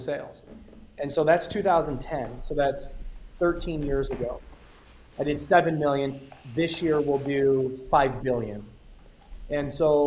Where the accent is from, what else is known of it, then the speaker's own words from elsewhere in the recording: Detroit, Michigan, United States; now in Arizona, United States; I come from Metro Detroit, and I was raised in South Detroit